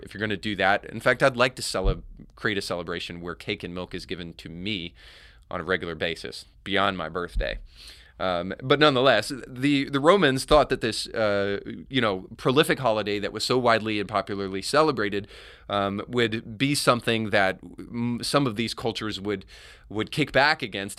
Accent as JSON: {"language": "English", "region": "Florida Panhandle", "country": "United States", "said": "I'm from the Panhandle of Florida."}